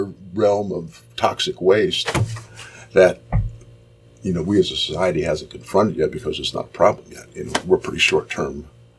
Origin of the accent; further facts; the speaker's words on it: Dayton, Ohio, United States; moved away as an adult; now in Cincinnati, United States; I'm from Dayton, Ohio, originally.